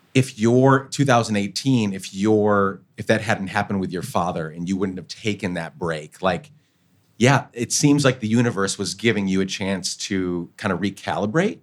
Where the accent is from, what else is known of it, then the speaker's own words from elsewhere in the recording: Guatemala; moved away; I grew up in Guatemala